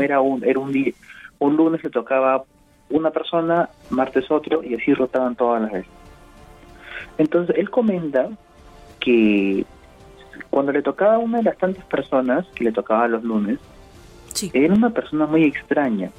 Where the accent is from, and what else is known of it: Peru